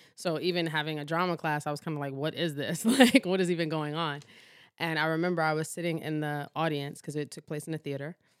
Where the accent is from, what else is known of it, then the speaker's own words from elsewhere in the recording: New York City, New York, United States; also born or lived in Baltimore; I was born in Baltimore, but raised in Harlem, New York.